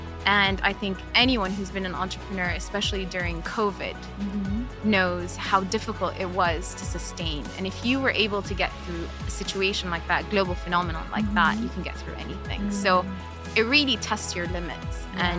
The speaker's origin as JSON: {"language": "English", "country": "Jordan", "also_born_or_lived": "Lebanon", "said": "And so we lived in 11 countries. So growing up, I moved around quite a lot. I am originally Jordanian."}